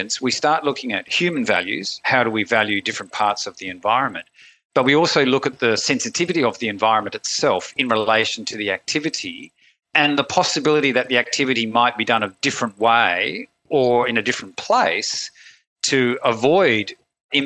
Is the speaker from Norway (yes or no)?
no; Australia; I'm from Australia